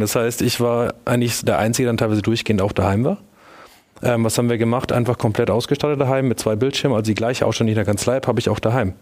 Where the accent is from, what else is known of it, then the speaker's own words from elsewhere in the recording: near Würzburg, Bavaria, Germany; moved away as an adult; also born or lived in Munich; Ich komme aus der Nähe von Würzburg und habe äh, dann nach dem Abitur meine Sachen gepackt, bin nach München